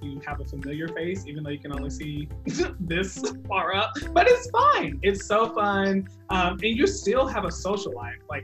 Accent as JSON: {"language": "English", "region": "Texas", "country": "United States", "moved": "yes", "lives_now": "Kentucky, United States", "said": "I'm also not from Kentucky, I'm from Texas"}